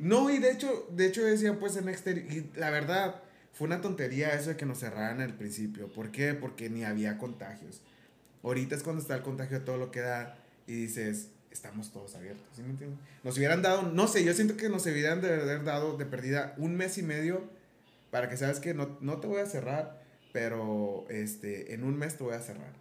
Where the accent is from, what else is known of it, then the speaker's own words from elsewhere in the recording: Mexico; uno es muy confiable como muy confiado como mexicano